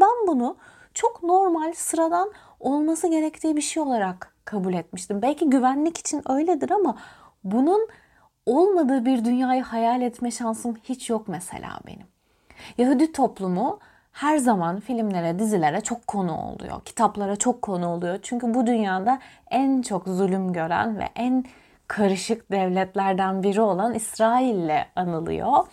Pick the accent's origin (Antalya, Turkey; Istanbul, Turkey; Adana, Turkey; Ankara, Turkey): Antalya, Turkey; Ben Antalya'da doğmuş, büyümüş bir beyaz Türk'üm.